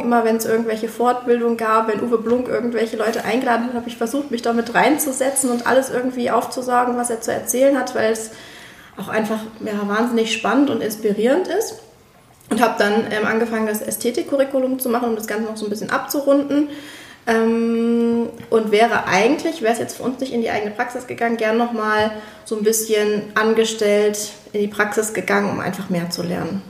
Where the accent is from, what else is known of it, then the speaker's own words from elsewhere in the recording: Moers, North Rhine-Westphalia, Germany; also born or lived in Berlin; now in Leipzig, Germany; in meiner Heimat, ich komme ja ursprünglich aus Mörs.